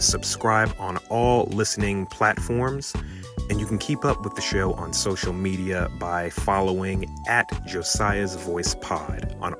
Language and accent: English; Maryland, United States; So we're going back to my home state of Maryland.